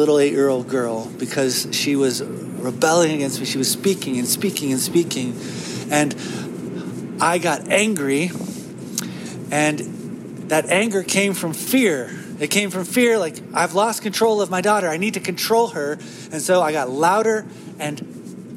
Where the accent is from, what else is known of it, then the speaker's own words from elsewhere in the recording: United States; as an American